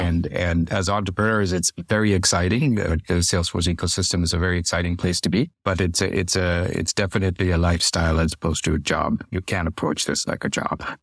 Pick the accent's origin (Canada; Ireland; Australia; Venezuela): Canada; Toronto, Ontario; I grew up in Toronto